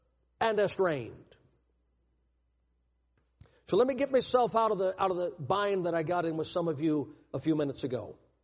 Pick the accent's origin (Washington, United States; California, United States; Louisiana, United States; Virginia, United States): Louisiana, United States; I was born in Louisiana in 1958 and grew up in the baby boom era